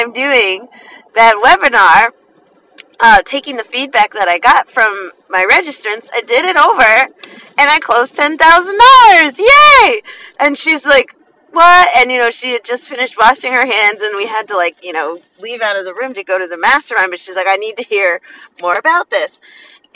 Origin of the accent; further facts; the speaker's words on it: New Jersey, United States; I'm from New Jersey